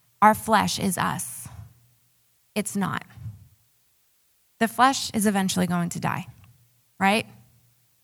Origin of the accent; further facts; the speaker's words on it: Long Island, New York, United States; accent: New York; moved away; I actually grew up on Long Island